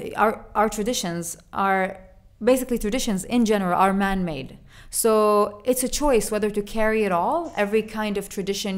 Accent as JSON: {"language": "English", "country": "United Arab Emirates", "said": "our country"}